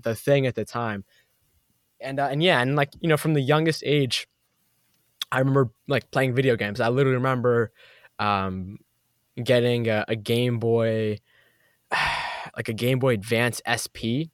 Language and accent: English; Boston, Massachusetts, United States; I grew up in Boston, Massachusetts, East Coast